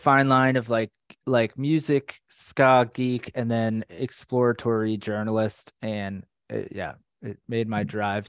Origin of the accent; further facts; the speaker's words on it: Orlando, Florida, United States; moved away as an adult; also born or lived in New York; So Abby and I grew up in Orlando, Florida.